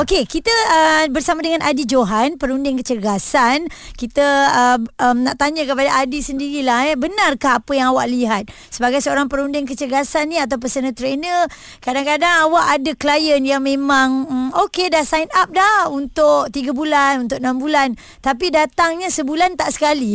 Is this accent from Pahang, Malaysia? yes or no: no; Johor, Malaysia; saya orang Johor